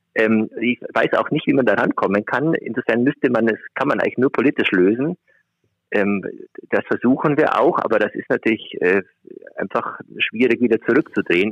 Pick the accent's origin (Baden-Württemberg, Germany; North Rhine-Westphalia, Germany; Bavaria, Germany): Bavaria, Germany; Augsburg; moved away as an adult; also born or lived in Göttingen; now in Schleswig-Holstein, Germany; gebürtige Augsburger, also ja. beide Schwaben